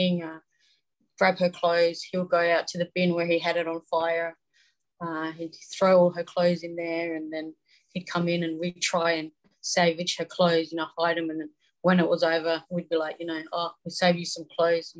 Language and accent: English; Adelaide, South Australia, Australia; also born or lived in Sydney; I grew up mostly here in Adelaide. I've moved from Sydney